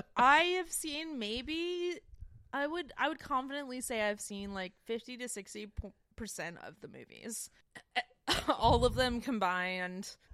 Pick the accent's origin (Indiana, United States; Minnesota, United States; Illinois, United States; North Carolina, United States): North Carolina, United States; Winston-Salem; I grew up in Winston Salem